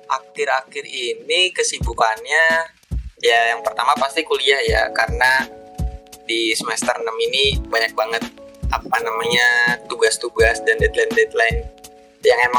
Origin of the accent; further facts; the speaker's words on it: Cirebon, West Java, Indonesia; halo kenalin … aku dari psikologi UNY angkatan 2018 Nah, asalku itu dari Cirebon.